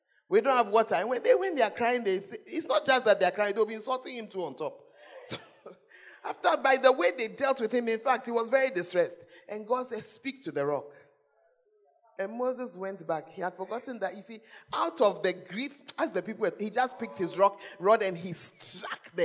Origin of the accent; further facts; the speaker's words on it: Ghana; if you are as Ghanaian as me, Ghanaians, we don't like change